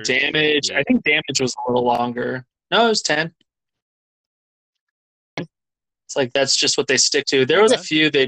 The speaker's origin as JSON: {"language": "English", "region": "Arizona", "country": "United States", "tie": "born or raised there", "said": "I grew up in Arizona"}